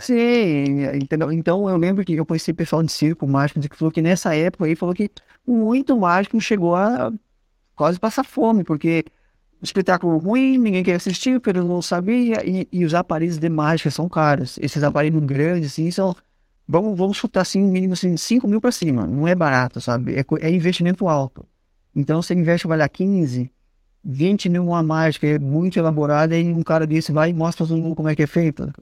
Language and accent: Portuguese; São Paulo, Brazil; moved away as an adult; also born or lived in Curitiba; now in São José dos Pinhais, Brazil; E eu sou de São Paulo, né? Vai fazer 17, quase 18 anos que eu tô morando em Curitiba